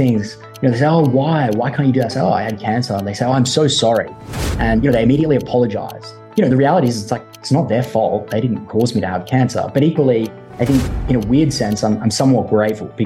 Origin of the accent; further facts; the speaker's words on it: Gold Coast, Queensland, Australia; moved away; I come from a town called the Gold Coast